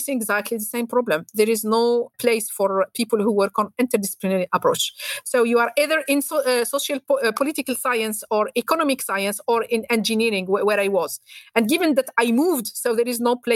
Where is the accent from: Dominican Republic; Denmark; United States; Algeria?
Algeria; Algiers, Algiers Province; moved away; also born or lived in Paris, France; I was born and raised in Algiers and then moved to Paris.